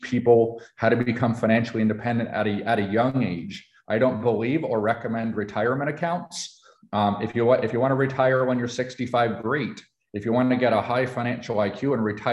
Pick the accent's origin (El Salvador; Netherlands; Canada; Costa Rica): Canada; now in United States; I am a Canadian. I was Canadian born.